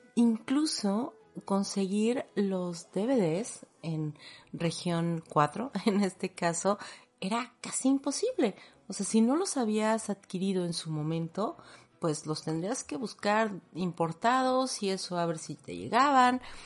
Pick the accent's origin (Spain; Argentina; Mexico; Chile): Mexico; nosotros como mexicanos